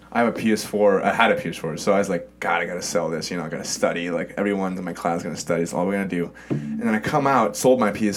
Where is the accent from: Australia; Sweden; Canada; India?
Sweden; moved away as an adult; also born or lived in Germany / Stockholm, Sweden; now in United States; I grew up in Sweden, and I therefore consider myself Swedish